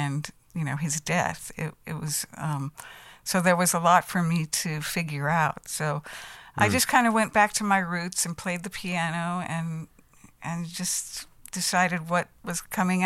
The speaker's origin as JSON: {"language": "English", "town": "Los Angeles", "region": "California", "country": "United States", "also_born_or_lived": "Minneapolis", "moved": "as an adult", "said": "I was from Los Angeles, and so I'm actually an import to Minneapolis, which is really funny, because I grew up in the music business. My father was a session musician, you know, and I was from LA. I lived under the Hollywood sign in Beechwood Canyon"}